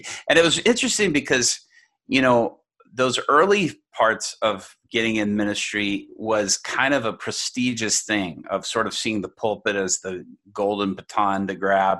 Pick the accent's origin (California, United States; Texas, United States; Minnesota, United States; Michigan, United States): Texas, United States; Dallas; born or raised there; also born or lived in Japan